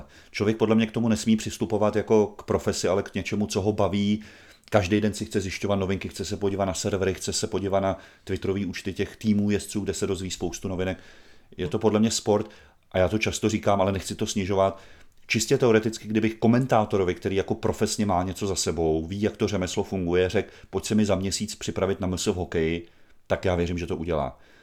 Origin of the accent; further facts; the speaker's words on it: Brandýs nad Labem-Stará Boleslav, Central Bohemian Region, Czechia; also born or lived in Běchovice, Prague; now in Prague, Czech Republic; u nás v Brandýse